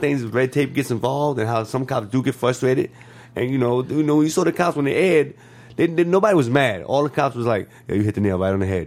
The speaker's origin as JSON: {"language": "English", "region": "New York", "country": "United States", "tie": "born or raised there", "moved": "as an adult", "lives_now": "Los Angeles, United States", "said": "me growing up in New York"}